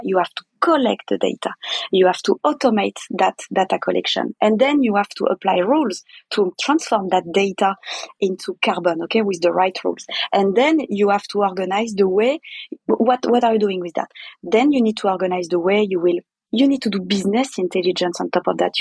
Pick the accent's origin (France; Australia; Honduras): France; English is a second language; I'm French, kind of arrogant